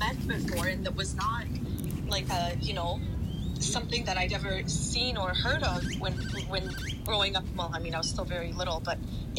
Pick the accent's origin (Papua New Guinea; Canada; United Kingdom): Canada; also born or lived in Poland / Germany; I was born in Poland. I lived in Germany, and I learned, and I was in German and Ukrainian culture at the same time. Then in Canada with, like, you know, grew up with a lot of Filipinos at my mom's work.